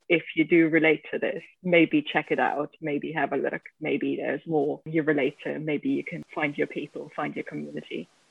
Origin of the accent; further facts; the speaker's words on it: Germany; I'm from Germany